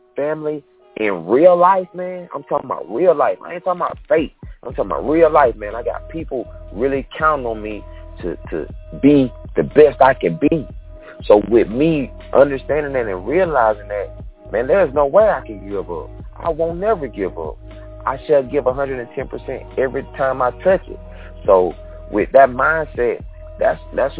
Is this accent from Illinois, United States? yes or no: no; Quitman, Georgia, United States; moved away as an adult; also born or lived in Valdosta, Georgia / Atlanta, Georgia; property back home in my hometown, Quitman, Georgia